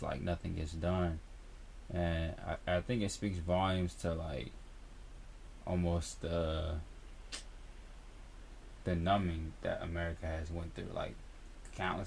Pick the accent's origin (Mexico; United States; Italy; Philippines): United States; as an American